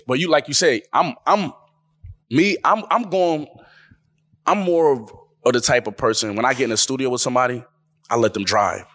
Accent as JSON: {"language": "English", "town": "Buffalo", "region": "New York", "country": "United States", "said": "I'm the guy from Buffalo"}